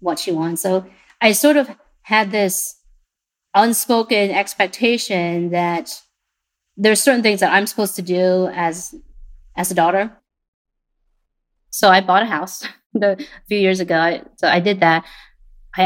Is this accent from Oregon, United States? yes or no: yes; Portland, Oregon, United States; also born or lived in Vietnam; My second brother, me, and my parents came to Portland in 1995. I was 10 at the time.